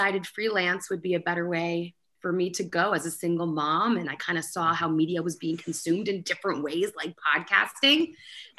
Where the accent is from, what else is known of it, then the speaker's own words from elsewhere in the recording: United States; also born or lived in Connecticut; I grew up in New York and Connecticut